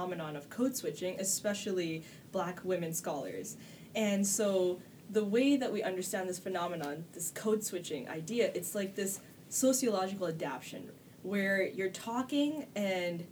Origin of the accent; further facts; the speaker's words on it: Toronto, Ontario, Canada; I grew up on the Esplanade, which is the hood that's yes, adjacent to Regent Park.